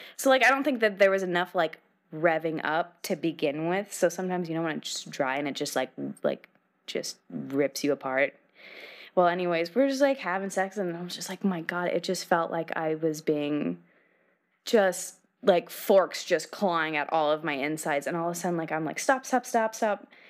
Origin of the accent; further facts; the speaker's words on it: Nebraska, United States; now in Los Angeles, United States; I'm from the Midwest